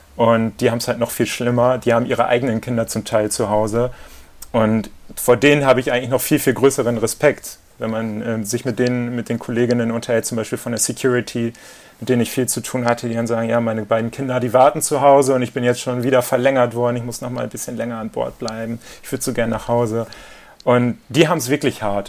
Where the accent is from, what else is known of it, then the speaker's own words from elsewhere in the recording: Papenburg, Lower Saxony, Germany; moved away; Wir teilen uns ja die Geburtsstadt und äh, in Papenburg eben